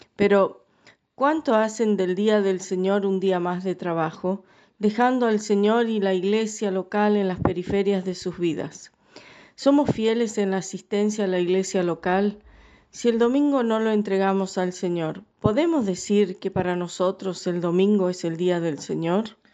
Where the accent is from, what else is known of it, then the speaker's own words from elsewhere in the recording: Scotland, United Kingdom; now in Paraná, Argentina; soy escocesa